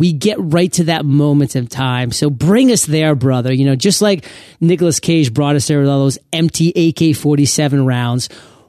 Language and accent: English; Maine, United States; I was growing up in Southern Maine.